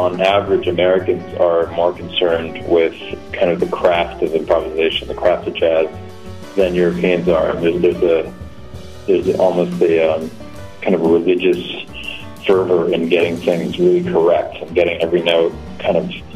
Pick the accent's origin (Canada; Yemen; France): France; moved away as an adult; also born or lived in Scotland; now in New York, United States; I was born in France. My folks are from Oregon, but I was born there, and I grew up there, lived there till I was 18.